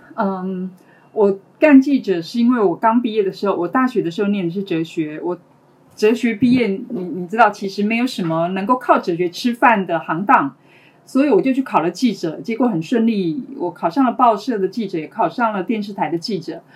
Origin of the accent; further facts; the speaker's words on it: Taiwan; 我是来自台湾的